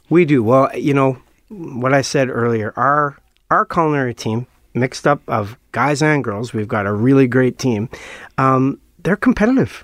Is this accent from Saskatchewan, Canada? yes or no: yes; Saskatchewan, Canada; now in Manitoba, Canada; I'm from Saskatchewan